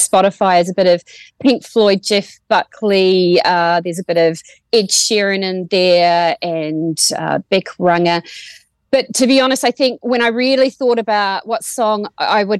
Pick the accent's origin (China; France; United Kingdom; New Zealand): New Zealand; Waimate, Canterbury; moved away as an adult; also born or lived in Timaru, New Zealand; now in Australia; I'm from small town rural New Zealand and no one's ever heard of my town of 3,000 people of Waimate. So I say I'm from Timaru